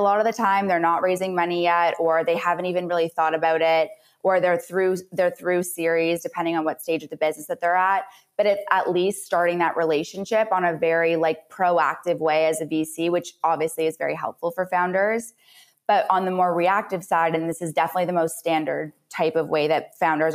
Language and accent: English; Canada; now in United States; I'm also a Canadian that moved to the US